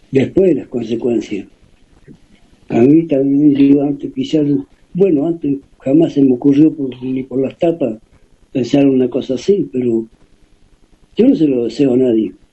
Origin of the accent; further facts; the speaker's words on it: Ingeniero Jacobacci, Río Negro, Argentina; moved away; después, como yo me fui de Yacobasi, yo me fui hace muchísimos años. Y después de mi familia en Jacobasi quedan muy poco. a un tío y los primos, ¿no?